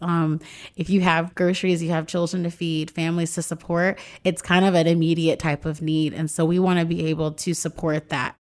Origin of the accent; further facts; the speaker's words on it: Raleigh, North Carolina, United States; now in Los Angeles, United States; I moved to Los Angeles. I'm from Raleigh, North Carolina